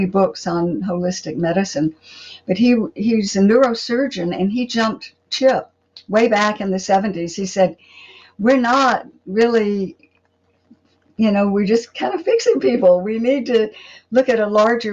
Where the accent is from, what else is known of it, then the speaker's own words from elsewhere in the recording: Pensacola, Florida, United States; moved away as an adult; also born or lived in California; I grew up here in Pensacola, went out to California for 20 years, and then came back here.